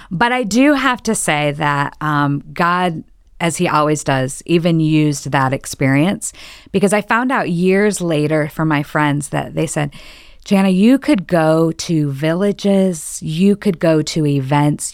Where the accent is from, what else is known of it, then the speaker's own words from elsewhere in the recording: Michigan, United States; moved away; I was born and raised in Michigan